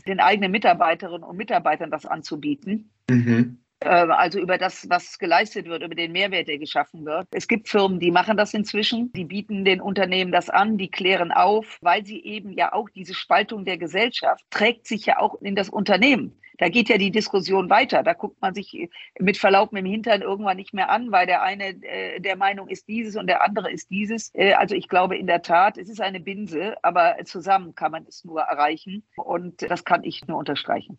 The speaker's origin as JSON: {"language": "German", "town": "Düsseldorf", "region": "North Rhine-Westphalia", "country": "Germany", "said": "Ich komme aus Düsseldorf, aus dem Rheinland."}